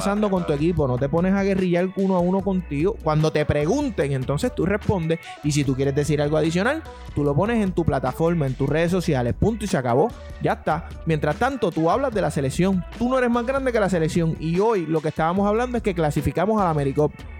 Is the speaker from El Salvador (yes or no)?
no; Puerto Rico; Yo soy puertorriqueño